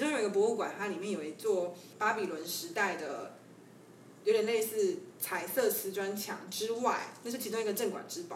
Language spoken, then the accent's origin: Chinese; Taiwan; 我是台湾人